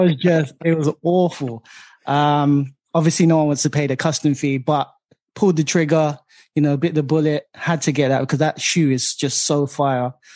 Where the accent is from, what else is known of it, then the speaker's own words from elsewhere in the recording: London, United Kingdom; growing up in East London